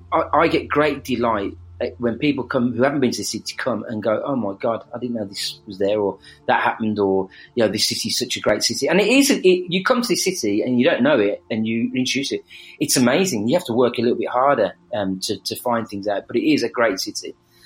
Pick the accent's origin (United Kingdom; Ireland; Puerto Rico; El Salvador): United Kingdom; Birmingham, West Midlands; accent: Birmingham